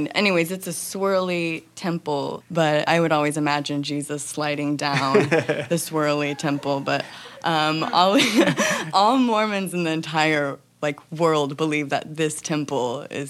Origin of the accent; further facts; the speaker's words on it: Independence, Missouri, United States; I grew up in Independence, Missouri. It's right outside of Kansas City.